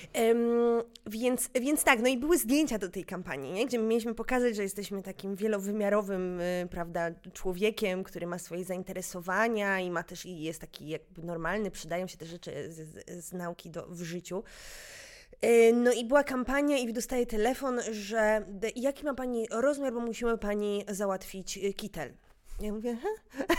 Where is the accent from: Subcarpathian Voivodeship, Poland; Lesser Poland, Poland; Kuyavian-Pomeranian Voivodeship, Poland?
Lesser Poland, Poland; Kraków; ja się wychowywałam na Wydziale Fizyki e, na UJ